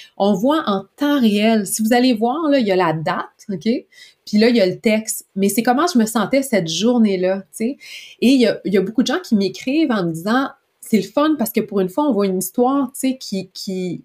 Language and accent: French; Quebec, Canada; en tant que bon Québécois